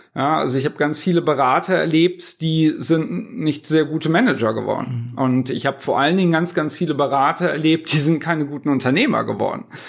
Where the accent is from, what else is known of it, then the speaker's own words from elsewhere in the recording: Cologne, North Rhine-Westphalia, Germany; accent: Kölsch singsong; wo, wo kommen Sie her? Und ich sag aus Köln